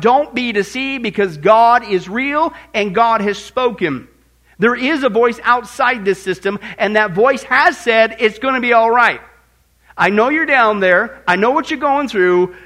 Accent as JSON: {"language": "English", "region": "Midwest", "country": "United States", "tie": "born or raised there", "said": "growing up in the Midwest"}